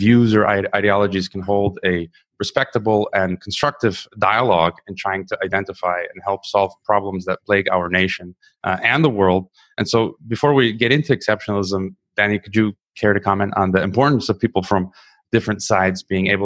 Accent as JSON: {"language": "English", "country": "United States", "said": "myself as an American"}